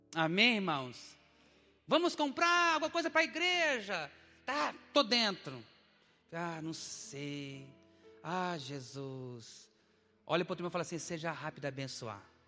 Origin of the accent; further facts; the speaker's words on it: Dourados, Mato Grosso do Sul, Brazil; moved away as an adult; now in Curitiba, Brazil; eu sou de Dourados, Mato Grosso do Sul